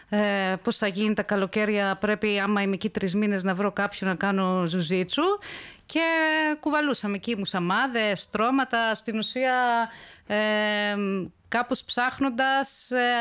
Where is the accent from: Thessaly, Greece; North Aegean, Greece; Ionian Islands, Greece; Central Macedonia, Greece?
North Aegean, Greece; Ikaria; ναι λοιπόν, εγώ ε, είμαι από την Ικαρία, έχω μεγαλώσει εκεί, πηγαίνω τα καλοκαίρια και